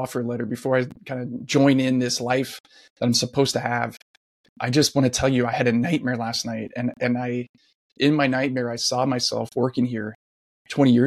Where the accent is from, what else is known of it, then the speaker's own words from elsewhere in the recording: South Orange County, California, United States; I grew up in South Orange County.